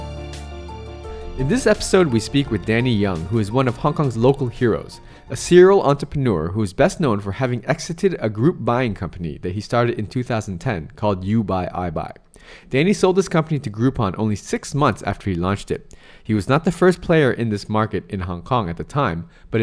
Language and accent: English; United States; I'm US, I'm from the States, and my parents were first generation immigrants into the US